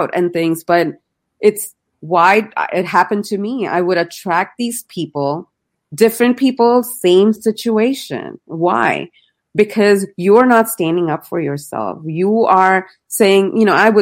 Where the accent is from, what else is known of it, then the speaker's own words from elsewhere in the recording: India; I grew up in India